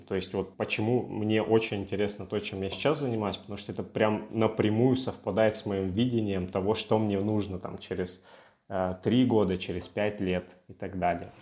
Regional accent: Russian Far East, Russia; moved away; Я с Дальнего Востока

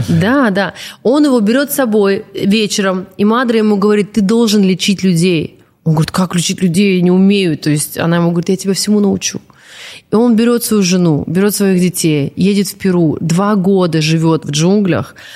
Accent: Transbaikalia, Siberia, Zabaykalsky Krai, Russia; я, которая лежала в детстве в Забайкале, в Сибири

